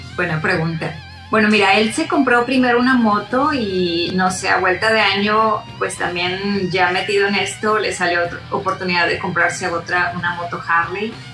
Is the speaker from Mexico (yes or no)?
yes; Monterrey, Nuevo León, Mexico; also born or lived in Santa Catarina; soy de Monterrey, originaria de Monterrey, eh, nacida en, en, la parte de Santa Catarina exactamente